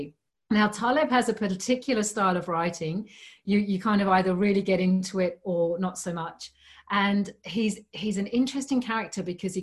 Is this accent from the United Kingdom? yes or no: yes; United Kingdom; moved away as an adult; now in Australia; I'm not originally from Australia. I'm originally from the UK. So I spent the first 30 years of my life there